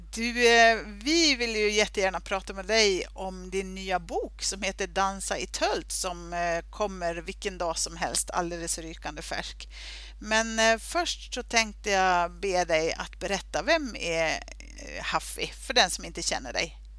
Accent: Sweden; alltså vi svenskar

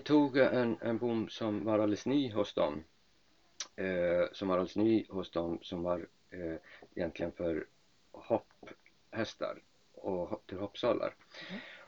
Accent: Iceland; moved away as an adult; also born or lived in Lerum, Sweden / Uppsala, Sweden; now in Sweden; Jag kommer från Island, är eh, född och uppvuxen på Island

